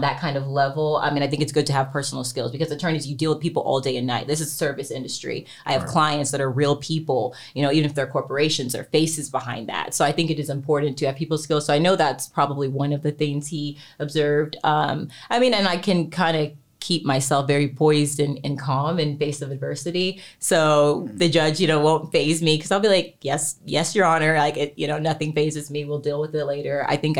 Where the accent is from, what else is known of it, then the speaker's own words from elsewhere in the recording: Texas, United States; now in Los Angeles, United States; So I grew up actually in Texas, but I've been in LA since